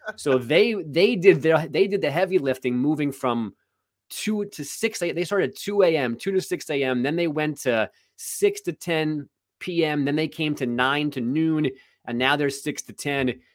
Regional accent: New York City, New York, United States; I'm from Queens

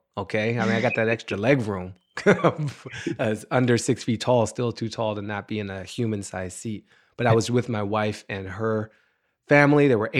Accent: Washington, District of Columbia, United States; also born or lived in Maryland; In Washington, D.C. I grew up in Washington, D.C. I'm a native Washingtonian, and I lived there basically till I was 18. We moved from D.C. to Maryland when I was 12, but I still was going to school in D.C.

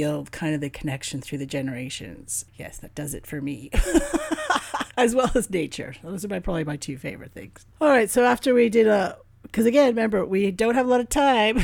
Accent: Canada; being Canadian

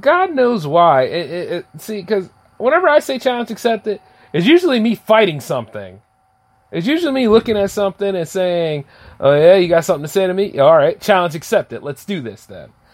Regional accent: United States; being an American

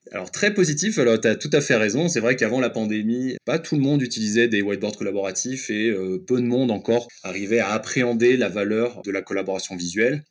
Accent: France; je suis français et j'étais basé en France

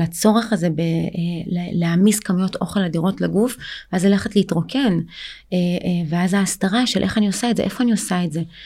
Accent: Israel; also born or lived in Ukraine; אני באמת עליתי לארץ אה, מאוקראינה

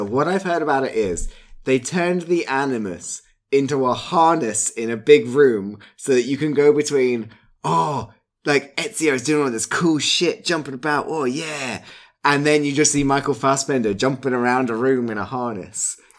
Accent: County Kerry, Ireland; Like, I can't believe I grew up in Kerry and that was my attempt at Kerry.

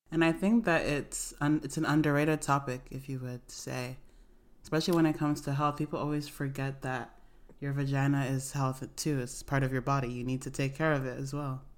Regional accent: Nigeria; also born or lived in Canton, Ohio, United States; I was born in America, but I grew up in Nigeria

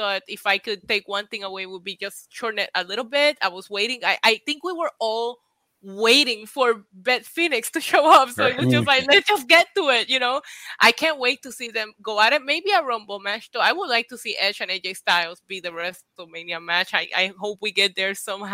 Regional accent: Puerto Rico; English is a second language; moved away; I grew up in Puerto Rico. My culture and my background is completely different. I didn't get introduced to any English sound music until after a long time.

